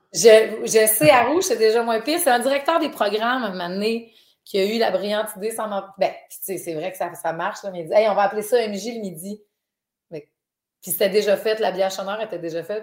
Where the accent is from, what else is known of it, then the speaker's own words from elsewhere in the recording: Dolbeau-Mistassini, Quebec, Canada; moved away; je viens de Dolbeau, là, je viens, de loin